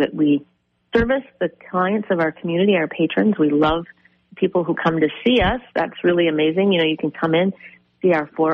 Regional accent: Faribault, Minnesota, United States; growing up in Faribault, we didn't have cell phones back when I was a kid

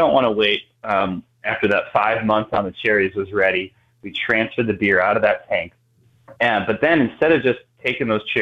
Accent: Milwaukee, Wisconsin, United States; moved away as an adult; also born or lived in Durango, Colorado / Aspen, Colorado; now in Milwaukee, United States; I grew up in Milwaukee area

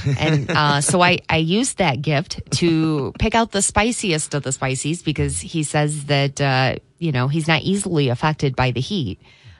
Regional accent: Three Rivers, Michigan, United States; growing up in Three Rivers

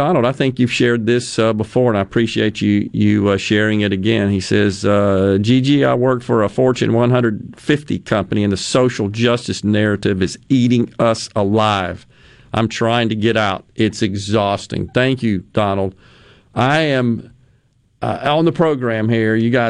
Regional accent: Okinawa, Japan; When I was growing up in Okinawa, we had typhoons spun the opposite way from a hurricane.

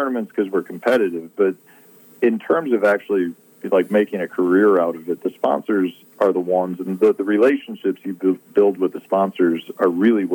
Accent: Chicago, Illinois, United States; growing up in Chicago.

